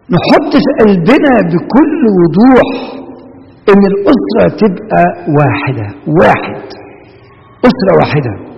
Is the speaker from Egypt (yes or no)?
yes; Egypt; moved away; احنا بلادنا في مصر